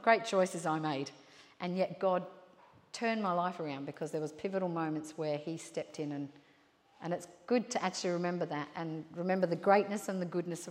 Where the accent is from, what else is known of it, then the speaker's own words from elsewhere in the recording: London, United Kingdom; moved away as an adult; now in Port Macquarie, Australia; I emigrated here from England, right? I grew up in London and I emigrated here